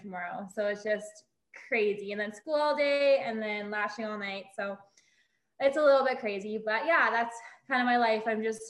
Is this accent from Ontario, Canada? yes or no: no; Lac La Biche, Alberta, Canada; I am 26. I'm originally from Lac La Biche, Alberta. So a small town 2 hours north of Edmonton.